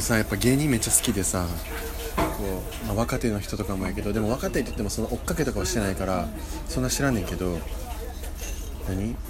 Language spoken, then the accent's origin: Japanese; Kansai, Japan; accent: Kansai dialect; moved away as an adult; now in Tokyo, Japan; 僕たちね、あの、関西出身なんですよ